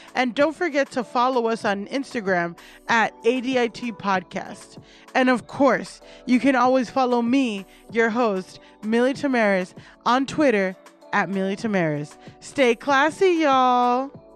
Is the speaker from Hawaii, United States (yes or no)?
no; Miami, Florida, United States; I'm from Miami